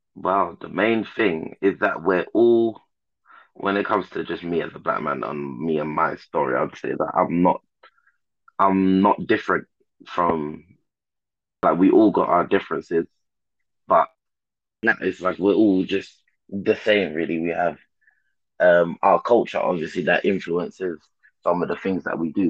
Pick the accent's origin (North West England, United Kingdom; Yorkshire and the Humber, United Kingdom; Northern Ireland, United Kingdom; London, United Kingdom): London, United Kingdom; I was born in London, King's College Hospital